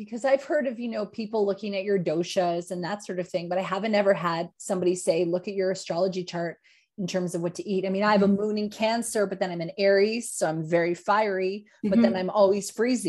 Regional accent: Yukon, Canada; now in Australia; I grew up in Northern Canada in the Yukon Territory and a lot of First Nation influence, obviously, when I grew up.

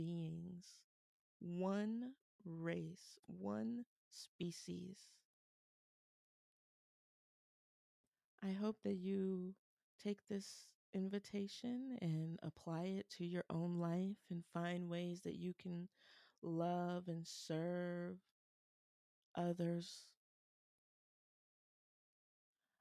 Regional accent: Columbus, Ohio, United States; my hometown of Columbus, Ohio

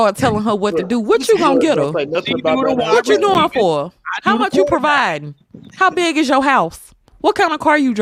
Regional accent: Mississippi, United States; I'm from Mississippi

